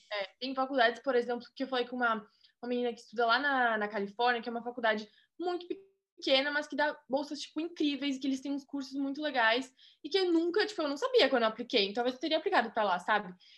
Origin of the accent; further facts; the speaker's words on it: Rio Grande do Sul, Brazil; moved away as an adult; also born or lived in Florida, United States; now in Tampa, United States; sou gaúcha e estudo na University of South Florida